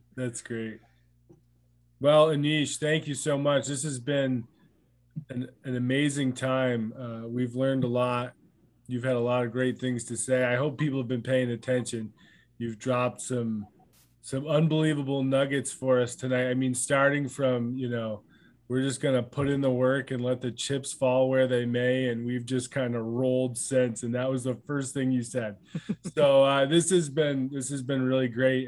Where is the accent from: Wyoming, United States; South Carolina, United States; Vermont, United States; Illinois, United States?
Vermont, United States; I was a young white kid growing up in Vermont